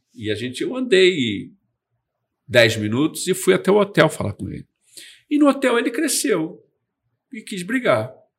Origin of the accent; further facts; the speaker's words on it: Brazil; eu sou lá do Brasil